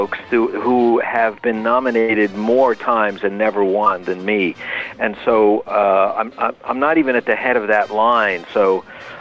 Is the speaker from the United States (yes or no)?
yes; New York, United States; moved away as an adult; also born or lived in Berkeley, California; I was just a high school kid growing up in New York